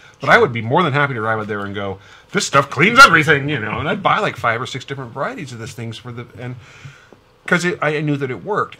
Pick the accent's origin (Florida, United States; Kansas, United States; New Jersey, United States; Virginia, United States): Kansas, United States; Wichita; now in Missouri, United States; Wichita, where I grew up